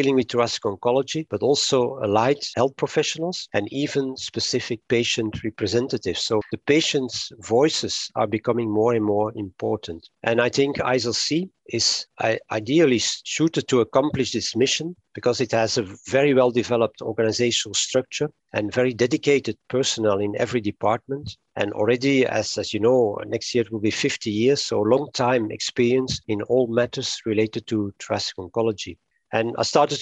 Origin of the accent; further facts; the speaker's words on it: Antwerp, Flanders, Belgium; I was born in 57 in Antwerp in Belgium, and I'm almost a completely Antwerp product